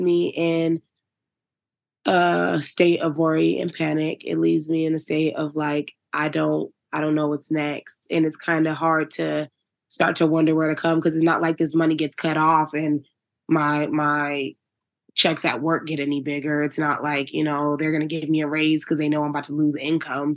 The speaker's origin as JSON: {"language": "English", "region": "Virginia", "country": "United States", "moved": "yes", "lives_now": "Denver, United States", "said": "I'm from Virginia."}